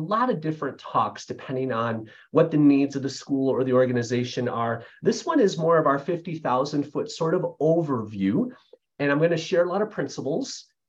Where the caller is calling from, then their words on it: Grand Rapids, Michigan, United States; I'm joining you from Grand Rapids, Michigan area.